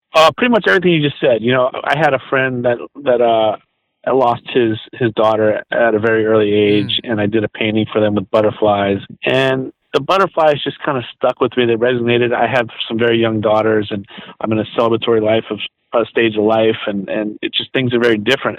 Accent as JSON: {"language": "English", "town": "Los Angeles", "region": "California", "country": "United States", "tie": "born or raised there", "also_born_or_lived": "New Orleans, Louisiana", "said": "moved out here in seventh grade"}